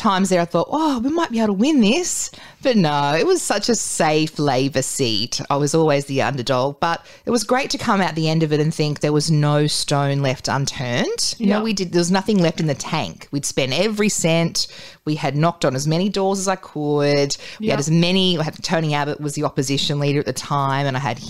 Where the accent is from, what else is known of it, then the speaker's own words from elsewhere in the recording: Newcastle, New South Wales, Australia; also born or lived in Tamworth; I'm from Newcastle, but yes. I went to Tamworth for 3 years and then came back